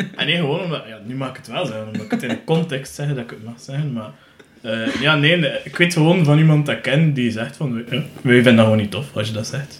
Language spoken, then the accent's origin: Dutch; West Flanders, Belgium; wij zijn van West-Vlaanderen